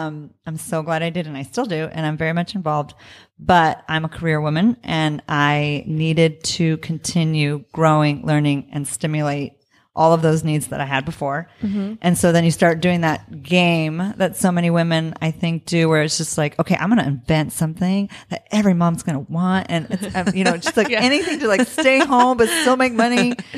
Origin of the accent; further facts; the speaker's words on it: Southwest, United States; he's from California. I'm from the Southwest, but it was like kind of coming home.